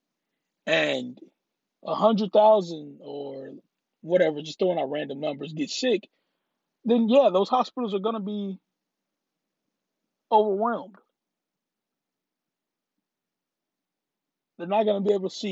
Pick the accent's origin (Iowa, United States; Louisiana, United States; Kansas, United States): Louisiana, United States; now in Texas, United States; now, I live in Texas. I'm originally from Louisiana